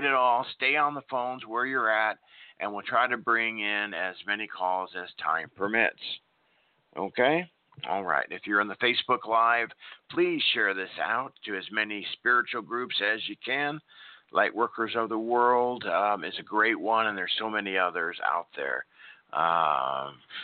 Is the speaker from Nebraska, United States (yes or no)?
yes; Nebraska, United States; now in Oklahoma, United States; I grew up in Nebraska, now in Oklahoma